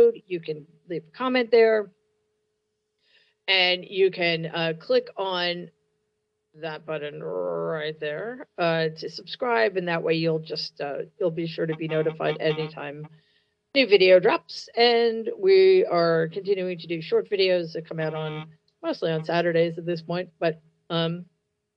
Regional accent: New York City, New York, United States; my hometown, the Gramercy Theater in New York City

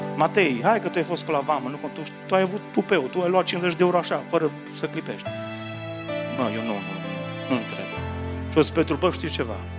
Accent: Romania; Noi români

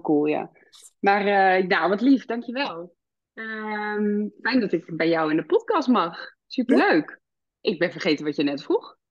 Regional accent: Amsterdam, North Holland, Netherlands; moved away as an adult; now in Ede, Netherlands; wij woonden altijd in Amsterdam. En we zijn echt Amsterdammers, zeg maar, die uh, verhuisd zijn naar de natuur.

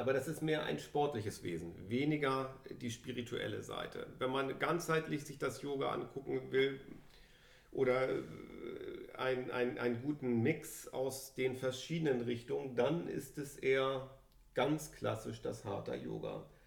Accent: Germany; Wir sind hier beide in Deutschland zur Schule gegangen

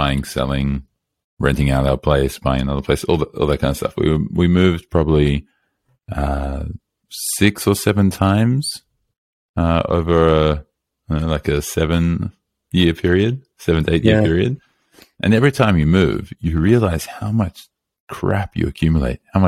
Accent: Australia; I'm from Australia. I'm not in the US

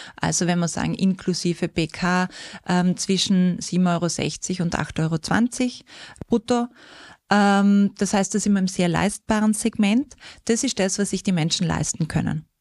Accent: South Tyrol, Trentino-Alto Adige, Italy; accent: something western; also born or lived in Austria; now in Vienna, Austria; Wer es vielleicht vom Dialekt her hört, da ist was Westliches drin. Ich komme aus Südtirol, aus den wunderschönen ähm, Bergen mit Meranerland

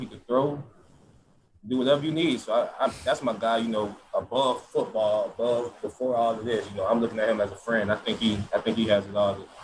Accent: Georgia, United States; moved away as an adult; now in Florida, United States; That's my hometown state

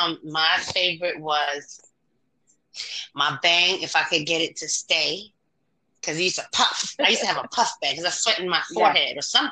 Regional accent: New York, United States; I'm from New York, too. Born and raised

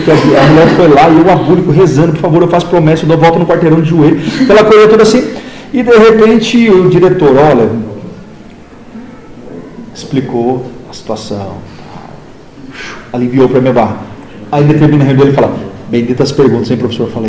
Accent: Ibitinga, São Paulo, Brazil; Ibitinga, né? Que eu venho da interior de São

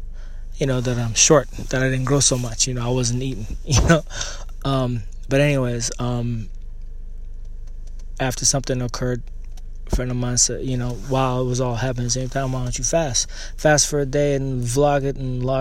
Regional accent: Canada; born or raised there; also born or lived in Eritrea

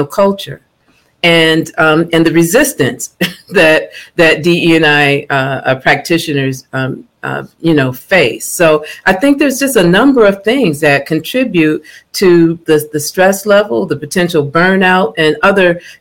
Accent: Buffalo, New York, United States; I hail from Buffalo, New York

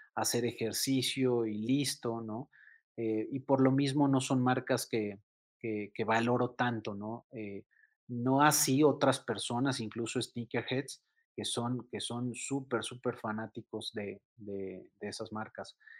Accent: Mexico City, Mexico; como buen chilango, como buen mexicano.

